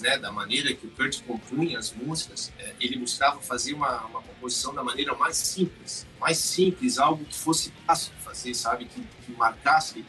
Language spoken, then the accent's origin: Portuguese; Brazil; moved away; also born or lived in United States; eu sou brasileiro, o coração vibra no Brasil, porque voltei para o Brasil